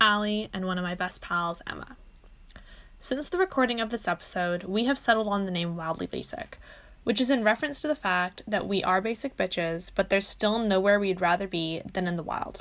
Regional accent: Vancouver, British Columbia, Canada; moved away as an adult; now in Kingston, Canada; I'm originally from Vancouver, but I live in Kingston, Ontario right now

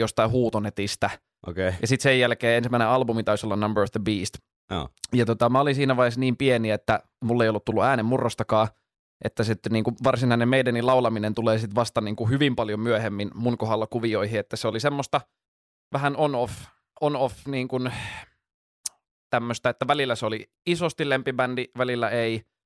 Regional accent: Jyväskylä, Central Finland, Finland; moved away as an adult; now in Helsinki, Finland; 25 vuotta siellä asuin, mutta nyt muutin tuohon Itä, Itä-Pasilaan puolitoista vuotta sitten

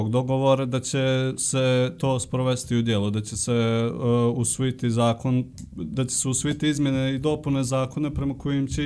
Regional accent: Podgorica, Montenegro; ja sam iz Podgorice

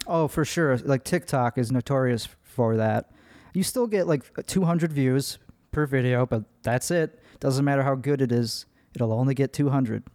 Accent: Chicago, Illinois, United States; accent: Midwest; now in Austin, United States; I am from Chicago

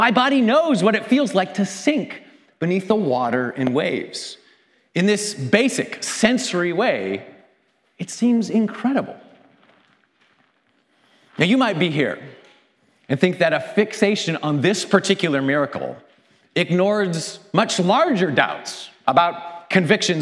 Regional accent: Canada; As a Canadian

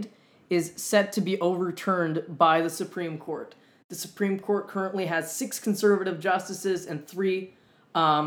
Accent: Winnipeg, Manitoba, Canada; moved away as an adult; now in Montreal, Canada; I'm originally from a little bit further west in Canada than Montreal. I'm from Winnipeg, Canada.

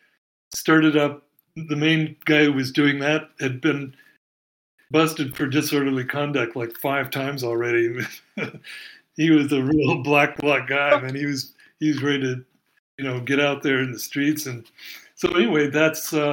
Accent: Salem, Oregon, United States; also born or lived in California / Eugene, Oregon; I was born in Oregon. I was born up in Salem

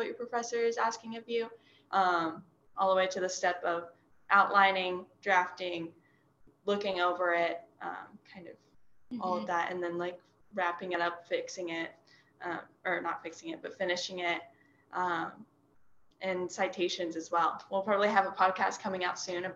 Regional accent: Toledo, Oregon, United States; I'm from a small town on the coast called Toledo. It's next to Newport on the coast.

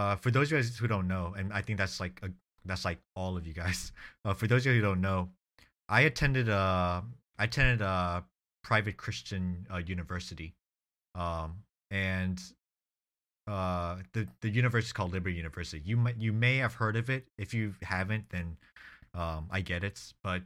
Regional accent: United States; I grew up in the United States

